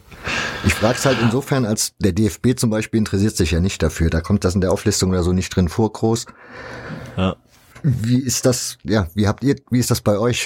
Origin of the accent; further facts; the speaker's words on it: East Germany, Germany; moved away; Ich bin ja selber aus dem Osten ursprünglich